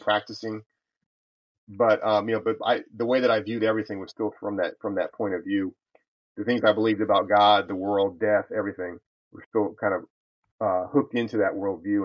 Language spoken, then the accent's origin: English; California, United States; moved away as an adult; also born or lived in El Paso, Texas / South Texas; as a young boy growing up in California all those years ago